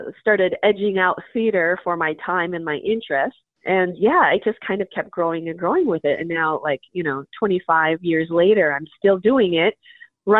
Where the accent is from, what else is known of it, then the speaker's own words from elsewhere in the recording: Minot, North Dakota, United States; moved away as an adult; also born or lived in South Korea; now in Minneapolis, United States; I'm a Korean adoptee, and I grew up in Minot, North Dakota